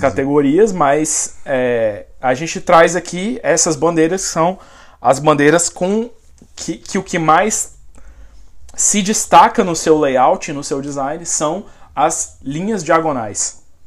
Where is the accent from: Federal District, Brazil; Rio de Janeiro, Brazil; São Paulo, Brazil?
Federal District, Brazil; Brasília; moved away as an adult; now in United States; eu e o Josa fomos nascidos e criados no Distrito Federal